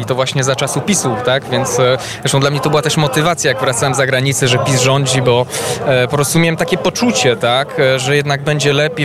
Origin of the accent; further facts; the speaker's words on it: Belgium; moved away as an adult; now in Poland; się urodziłem w Belgii i tam no po prostu całe życie de facto spędziłem poza no, tymi, tymi ostatnimi latami